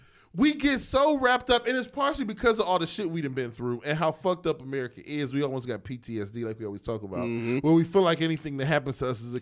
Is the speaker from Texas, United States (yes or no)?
yes; Houston, Texas, United States; I'm from Houston. I'm a different kind of black.